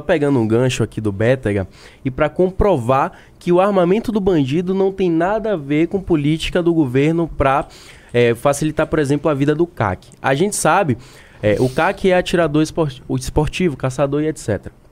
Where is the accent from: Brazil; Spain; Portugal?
Brazil; Bahia; eu sou da Bahia